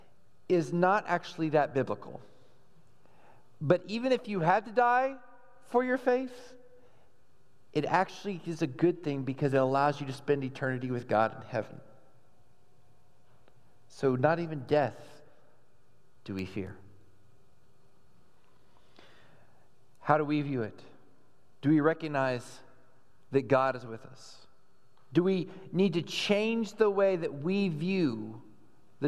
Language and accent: English; Texas, United States; growing up in Texas